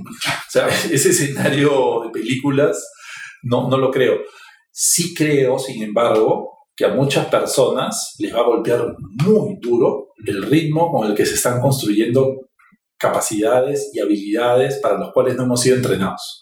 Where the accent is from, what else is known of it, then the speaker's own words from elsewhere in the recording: Peru; Los peruanos somos súper creativos